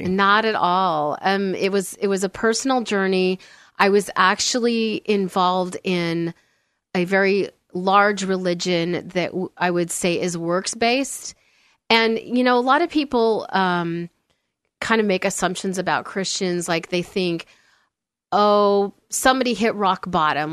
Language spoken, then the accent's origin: English; Olympia, Washington, United States; moved away; I grew up in Olympia, Washington. So not far from here.